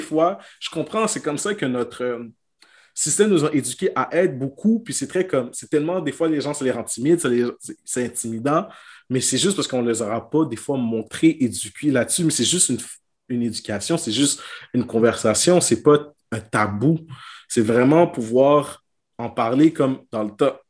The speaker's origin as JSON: {"language": "French", "region": "Quebec", "country": "Canada", "said": "chez nous au Québec"}